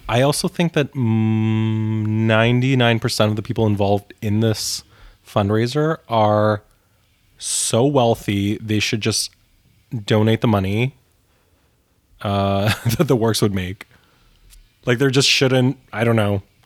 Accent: Canada; as a Canadian

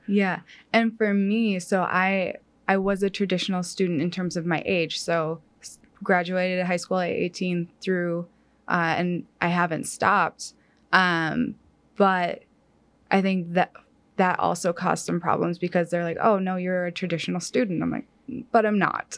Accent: Upper Peninsula of Michigan, United States; moved away as an adult; now in Kansas, United States; I grew up in the Upper Peninsula, Peninsula of Michigan

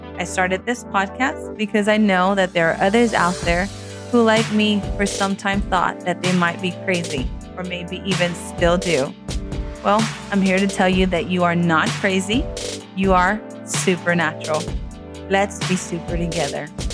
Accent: Rio Grande Valley, Texas, United States; I'm from the Rio Grande Valley of Texas. I'm in the very southernmost part of Texas

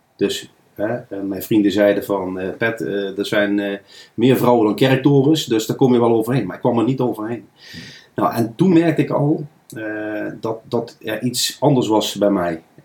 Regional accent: Nijmegen, Gelderland, Netherlands; Ik ben geboren en getogen in Nijmegenaar. Kan je soms ook wel horen.

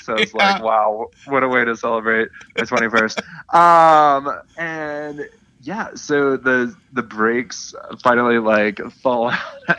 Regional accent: Baltimore, Maryland, United States; my hometown of Baltimore

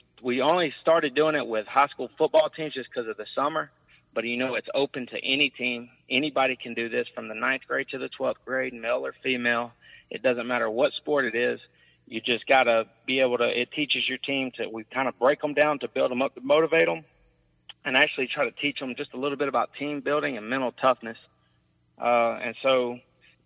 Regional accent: Midland City, Alabama, United States; moved away; Dale County back in my hometown

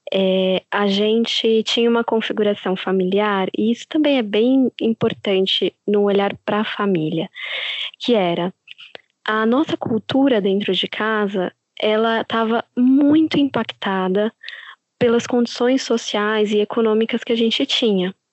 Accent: São Paulo, Brazil; moved away as an adult; now in São Francisco Xavier, Brazil; Sim, é de São Paulo. A gente sempre morou em São Paulo

